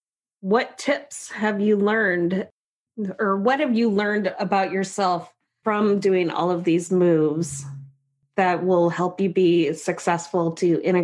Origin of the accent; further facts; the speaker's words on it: Washington, United States; Being from Washington